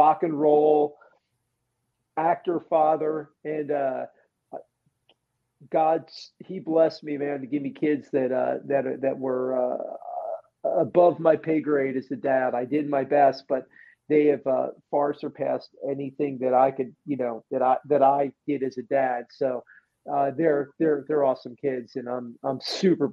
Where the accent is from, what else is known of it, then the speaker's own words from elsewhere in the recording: New Jersey, United States; I'm from South Jersey, so like we're not big into that kind of stuff